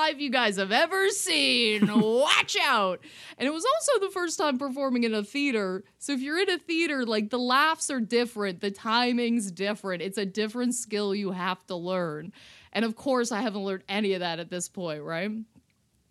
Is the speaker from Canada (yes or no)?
yes; Canada; I'm a Canadian